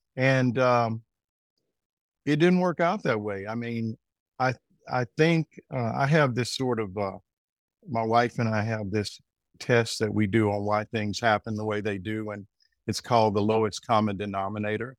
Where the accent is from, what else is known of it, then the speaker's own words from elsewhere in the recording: Arkansas, United States; moved away as an adult; also born or lived in New York; now in North Carolina, United States; I'm originally from Arkansas